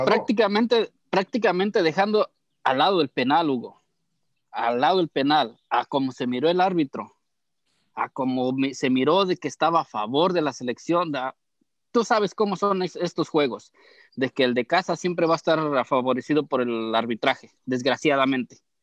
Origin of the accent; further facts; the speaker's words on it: Mexico; soy mexicano